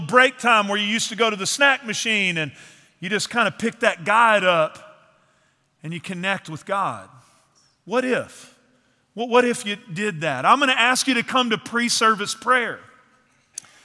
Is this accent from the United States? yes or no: yes; East Texas, United States; moved away; I grew up in East Texas in the piney woods.